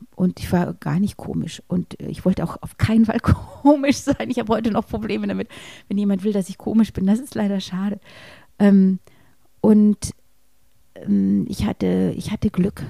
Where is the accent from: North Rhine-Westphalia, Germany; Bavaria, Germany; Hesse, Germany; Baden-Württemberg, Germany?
Bavaria, Germany; near Munich; in dem Ort, wo ich groß geworden bin, in, in der Nähe von München